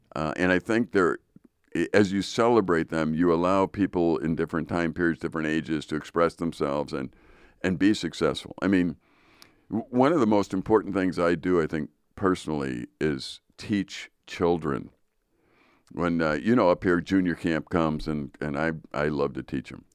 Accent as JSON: {"language": "English", "country": "United States", "said": "we as American people"}